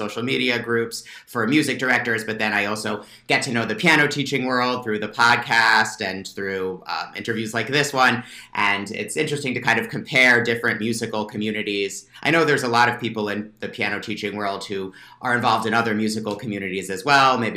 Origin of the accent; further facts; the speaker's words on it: northern New Jersey, United States; moved away as an adult; also born or lived in Baltimore; now in Pennsylvania, United States; I grew up in New Jersey, northern part of New Jersey.